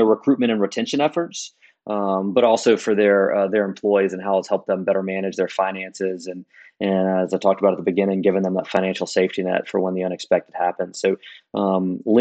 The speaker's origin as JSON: {"language": "English", "town": "Decatur", "region": "Alabama", "country": "United States", "moved": "yes", "said": "I'm from Decatur originally"}